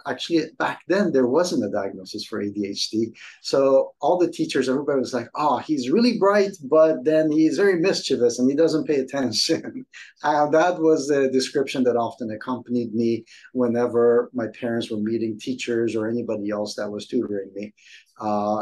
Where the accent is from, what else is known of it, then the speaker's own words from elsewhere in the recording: Iran; moved away; my childhood growing up in Iran